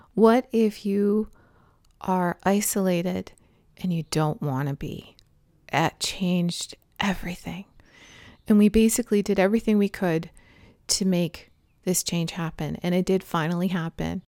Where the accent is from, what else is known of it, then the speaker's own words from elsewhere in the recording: Toronto, Ontario, Canada; moved away as an adult; also born or lived in British Columbia; Growing up in Toronto, like, i, i, it's, you know, pretty flat city.